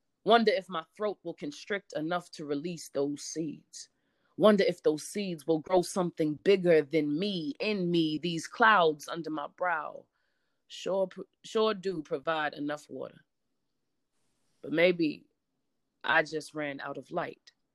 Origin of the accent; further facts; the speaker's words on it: New Jersey, United States; I'm from Jersey